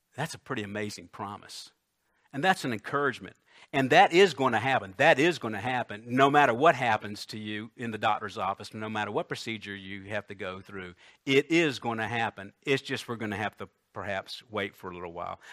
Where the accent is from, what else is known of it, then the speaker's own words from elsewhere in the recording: Columbia, United States; I think I was ten, uh, it was our old house on Kilburn Road in Columbia